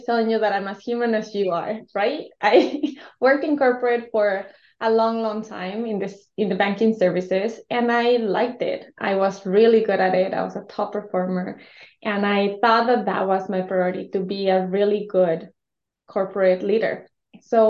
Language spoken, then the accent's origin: English; Mexico; English is a second language; moved away; I was born and raised in Mexico